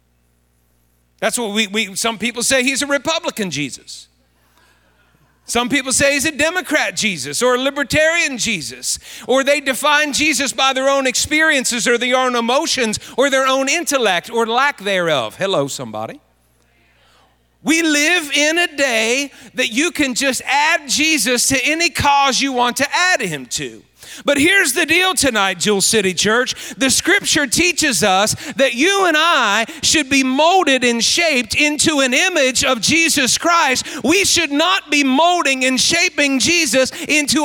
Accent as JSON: {"language": "English", "town": "Fairmont", "region": "West Virginia", "country": "United States", "tie": "born or raised there", "moved": "yes", "said": "Patty and I are from this area, Fairmont area, and of course I grew up everywhere around Marion County, so this feels like home to us"}